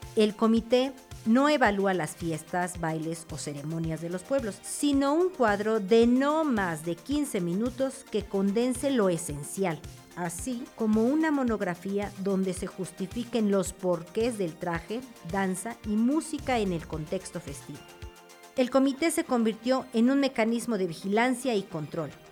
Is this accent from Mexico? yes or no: yes; Oaxaca, Mexico; Como oaxaqueños